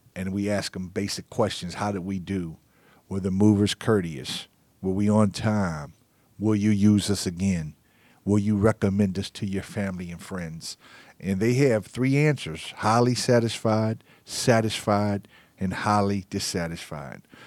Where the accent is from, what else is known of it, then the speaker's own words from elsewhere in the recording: Pittsburgh, Pennsylvania, United States; now in Atlanta, United States; I'm from Pittsburgh